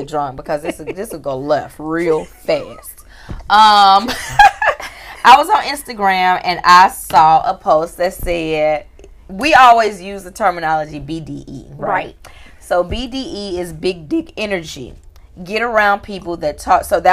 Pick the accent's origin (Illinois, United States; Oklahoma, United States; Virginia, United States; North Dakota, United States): Illinois, United States; Chicago; accent: Southside; I sound Southside